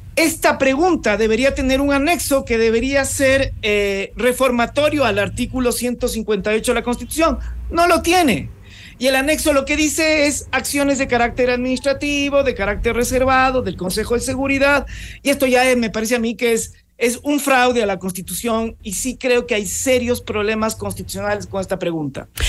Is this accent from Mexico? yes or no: no; Ecuador; nosotros como ecuatorianos